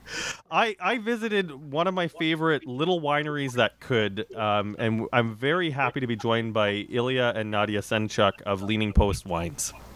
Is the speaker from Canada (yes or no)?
yes; Regina, Saskatchewan, Canada; I grew up in Regina